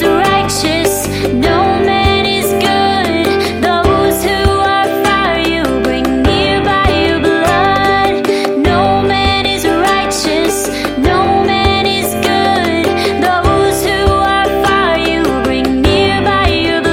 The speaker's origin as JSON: {"language": "English", "town": "Lake Wales", "region": "Florida", "country": "United States", "tie": "born or raised there", "said": "my hometown of Lake Wales, Florida"}